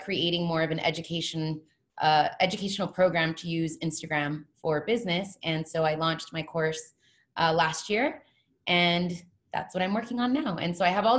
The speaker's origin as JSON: {"language": "English", "region": "California", "country": "United States", "moved": "as an adult", "lives_now": "Hawaii, United States", "said": "I'm originally from California"}